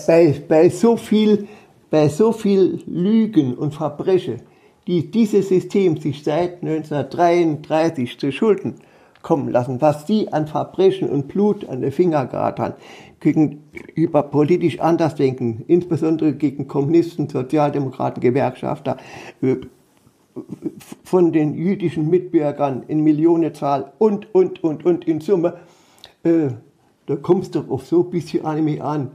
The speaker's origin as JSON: {"language": "German", "area": "Wörthling", "region": "Saarland", "country": "Germany", "tie": "born or raised there", "said": "Ich lebe seit 1946 hier in Wörthling"}